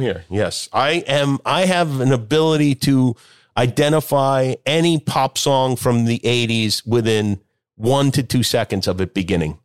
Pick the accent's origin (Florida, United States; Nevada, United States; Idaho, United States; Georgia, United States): Nevada, United States; Las Vegas; moved away; I grew up in Las Vegas